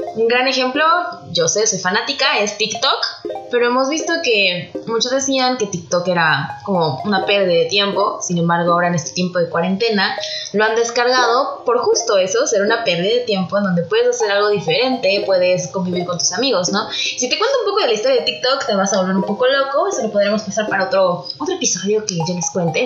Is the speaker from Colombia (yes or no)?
no; Mexico; como mexicanos